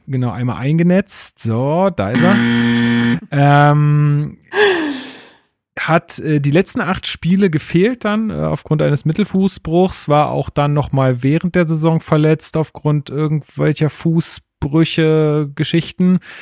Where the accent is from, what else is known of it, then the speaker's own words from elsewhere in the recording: Germany; als Deutscher